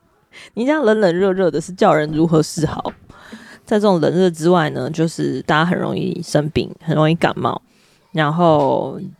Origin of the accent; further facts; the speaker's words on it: United States; 因此，我在美国长大的时候，社会教给我们的潜规则就是男人要照顾女人，be a gentleman。